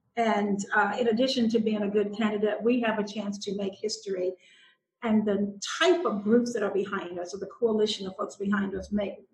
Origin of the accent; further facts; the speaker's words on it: the South, United States; which is what I've had to do as a politician and largely even as a person growing up in the South.